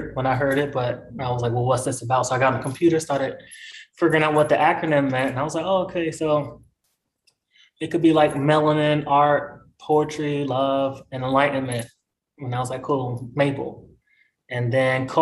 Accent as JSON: {"language": "English", "region": "North Carolina", "country": "United States", "tie": "born or raised there", "also_born_or_lived": "New York", "moved": "as an adult", "said": "I was raised here, you know, all the way from 3 to 20"}